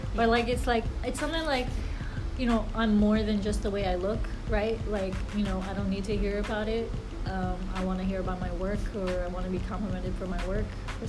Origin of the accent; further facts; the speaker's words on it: New Jersey, United States; moved away as an adult; now in New York, United States; I'm technically from Jersey. I moved to New York about a year ago.